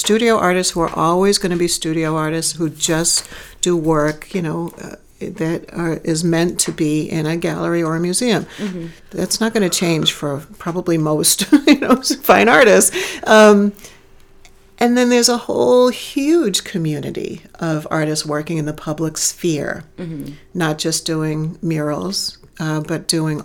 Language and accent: English; Gloucester, Massachusetts, United States; my hometown in Gloucester